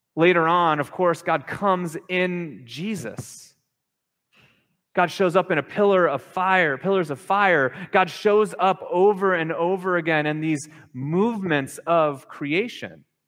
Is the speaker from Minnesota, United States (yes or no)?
yes; Minnesota, United States; now in Hawaii, United States; growing up in Minnesota